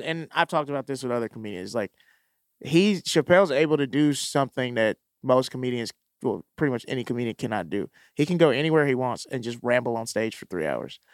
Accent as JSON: {"language": "English", "region": "Mississippi", "country": "United States", "moved": "yes", "said": "I'm from Mississippi"}